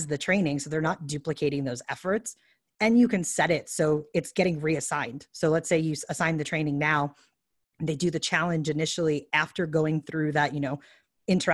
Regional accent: New York, United States; I'm from New York

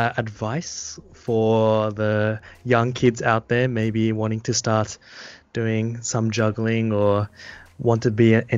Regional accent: Cairns, Queensland, Australia; now in Japan; I'm from Cairns.

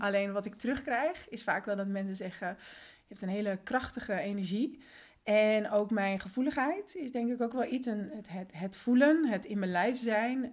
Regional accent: Netherlands; also born or lived in Colombia; En sinds mijn derde woon ik dus in Nederland.

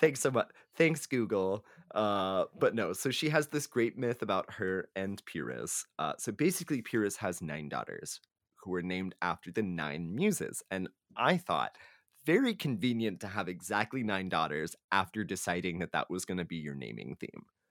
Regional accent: Texas, United States; we are from Texas where they have the blue bonnet

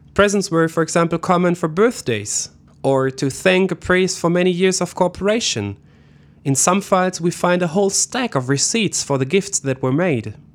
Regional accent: West Germany, Germany; I didn't grow up in East Germany. I am from the West

